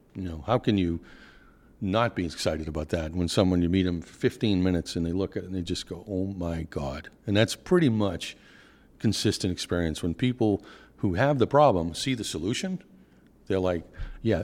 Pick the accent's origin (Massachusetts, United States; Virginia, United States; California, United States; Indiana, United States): Massachusetts, United States; Boston; accent: Northeast; my accent is definitely from the Northeast. Uh, I'm from Boston